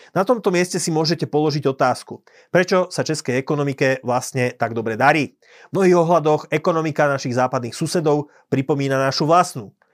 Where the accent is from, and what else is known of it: Slovakia